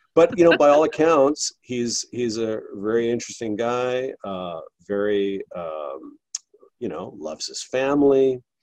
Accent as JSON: {"language": "English", "country": "Canada", "said": "I'm Canadian"}